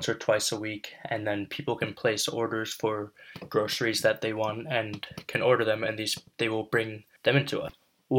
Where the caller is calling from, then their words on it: Hudson, New York, United States; today is Friday, May 1st, and I am reporting from Hudson, New York.